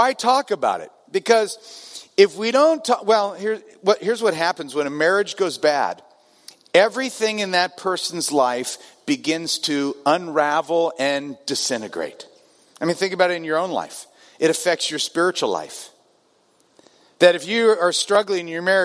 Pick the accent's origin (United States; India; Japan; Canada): United States; Southern California; I'm from Southern California